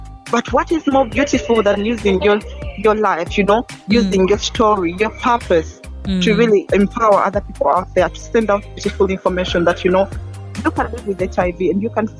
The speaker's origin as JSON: {"language": "English", "town": "Kampala", "region": "Central Region", "country": "Uganda", "tie": "born or raised there", "also_born_or_lived": "Tororo, Uganda", "said": "I am born and raised in Uganda, and I come from Tororo."}